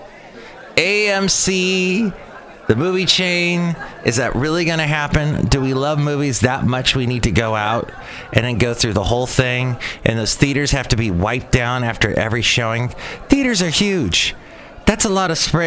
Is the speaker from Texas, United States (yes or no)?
no; California, United States; accent: California; I got my California accent